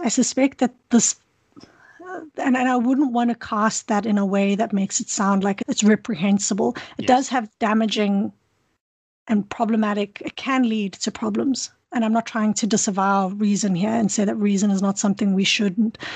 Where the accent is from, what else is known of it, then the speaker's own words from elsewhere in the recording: South Africa; now in Kingston, Canada; I grew up in South Africa where there's a lot of a lot of beauty